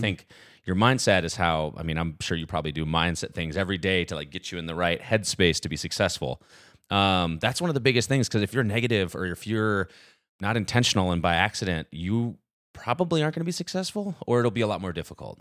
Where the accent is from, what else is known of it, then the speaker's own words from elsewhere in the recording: Nashville, Tennessee, United States; I was born and raised in Nashville, so I'm still here thirty-two years later.